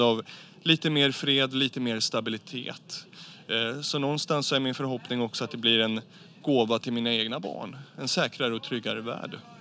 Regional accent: Sweden; i vårt eget närområde hemma i Sverige

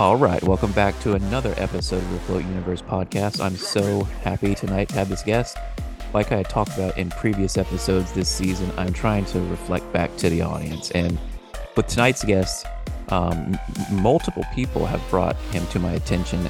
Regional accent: United States; I'm an American

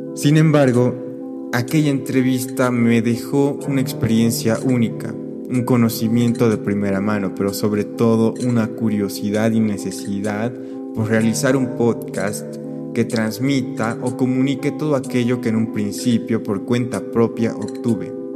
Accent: Cochabamba, Bolivia; moved away as an adult; now in Madrid, Spain; me encuentro en Cochabamba, Bolivia, en la ciudad que me vio nacer

